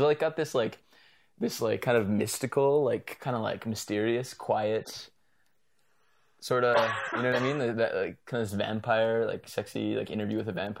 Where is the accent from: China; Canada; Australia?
Canada; Calgary, Alberta; I was born here in Calgary. Yeah. Born and mostly raised. Actually entirely raised.